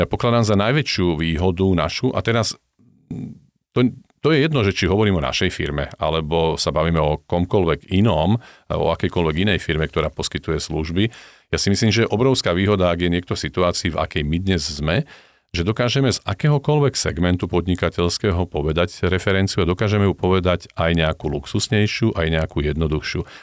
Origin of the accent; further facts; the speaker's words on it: Slovakia; my Slováci